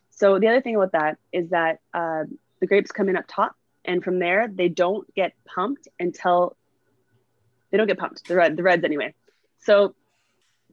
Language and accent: English; Northern Ontario, Canada; now in Niagara, Canada; I'm from Northern Ontario